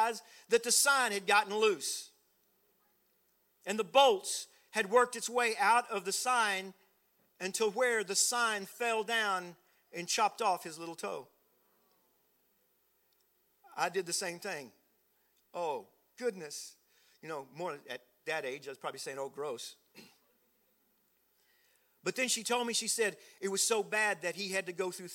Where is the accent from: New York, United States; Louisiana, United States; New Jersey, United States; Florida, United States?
Louisiana, United States; South; I was raised in South Louisiana, down way down south